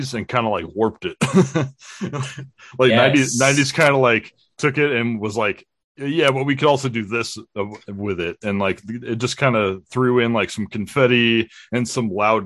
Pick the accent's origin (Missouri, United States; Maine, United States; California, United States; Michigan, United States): California, United States; Southern; I grew up in Southern California with Bob, where we both attended a school in San Diego County together